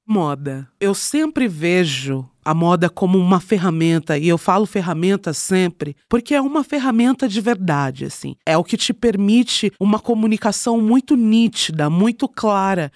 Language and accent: Portuguese; Jandira, São Paulo, Brazil; now in São Paulo, Brazil; eu nasci e fui criada em Jandira, que é interior, quase interior de São Paulo